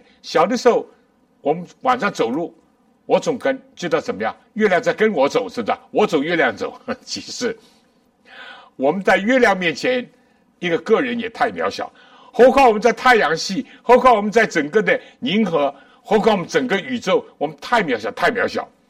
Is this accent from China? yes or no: yes; China; 书展也好，书也好，这是近代人，我们中国人尤其都非常熟悉的。